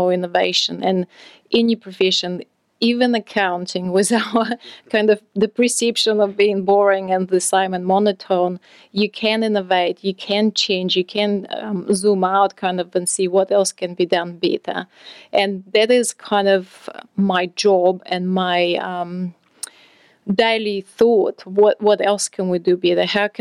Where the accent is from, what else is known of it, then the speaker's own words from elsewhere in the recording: Russia; moved away as an adult; I'm from Russia originally.